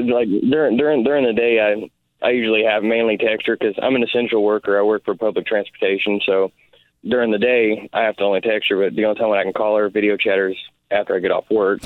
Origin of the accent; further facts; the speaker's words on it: Oklahoma, United States; I'm from Oklahoma.